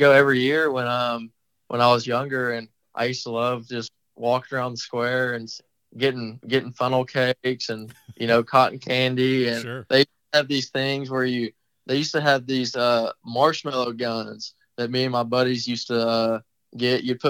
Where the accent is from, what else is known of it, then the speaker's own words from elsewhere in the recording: Madisonville, Texas, United States; growing up in Madisonville, like I said, on that 9-hole course